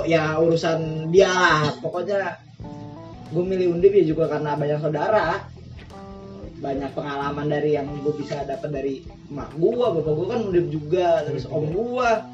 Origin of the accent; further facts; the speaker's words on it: Jakarta, Indonesia; moved away as an adult; now in Semarang, Indonesia; gue asal dari Jakarta